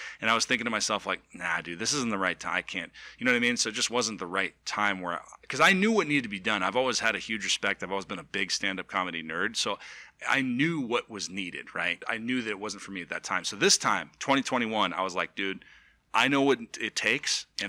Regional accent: Los Angeles, California, United States; now in Dallas-Fort Worth, United States; I'm from Los Angeles.

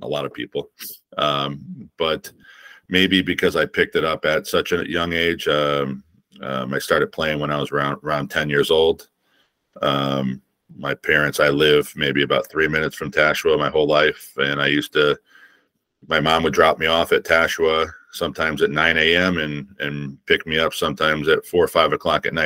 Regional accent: East Coast, United States; growing up in the East Coast

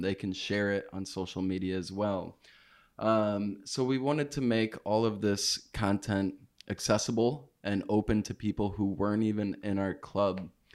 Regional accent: United States; I am from the States, and I'm not from Oaxaca

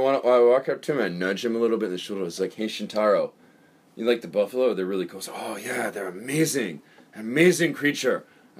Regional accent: Illinois, United States; I'm from Illinois. I've never seen a buffalo.

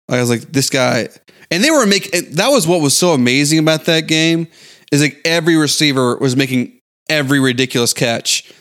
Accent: Houston, Texas, United States; also born or lived in San Antonio; Growing up in Houston

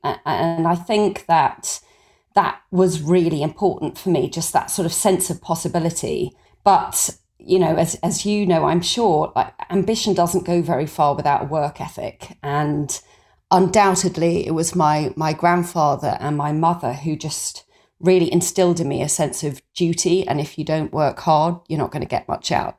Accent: Suffolk, East of England, United Kingdom; I grew up in Suffolk in a family without much money

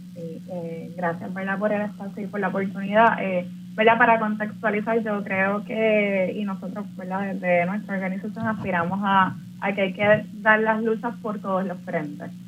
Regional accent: Puerto Rico

